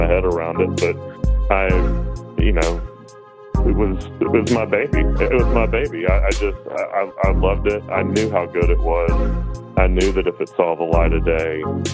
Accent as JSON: {"language": "English", "town": "Chattanooga", "region": "Tennessee", "country": "United States", "tie": "born or raised there", "said": "I grew up in Chattanooga and ended up moving back here almost 10 years ago"}